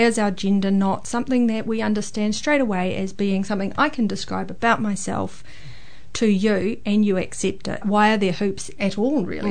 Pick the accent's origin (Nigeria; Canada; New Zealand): New Zealand; Hamilton, Waikato; I am from the Waikato. In Hamilton, Kirikiriroa most of my life